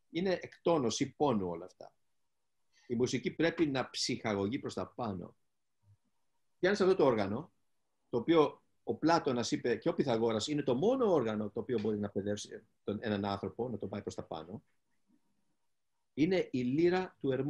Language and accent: Greek; Greece; εγώ που δεν είμαι μουσικός μουσικός, είμαι ένας Έλληνας ο οποίος ε, εκφράζει αυτό που